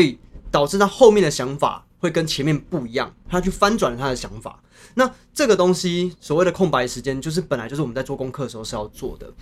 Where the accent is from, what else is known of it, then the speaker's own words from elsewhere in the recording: Chiayi, Taiwan; 我是嘉义人